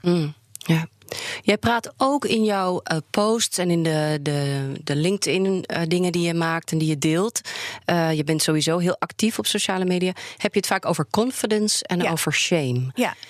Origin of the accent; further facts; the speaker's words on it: Netherlands; also born or lived in England; Geboren in Engeland, vertel ik dan. Engelse vader, Nederlandse moeder. Grotendeels in Nederland opgegroeid.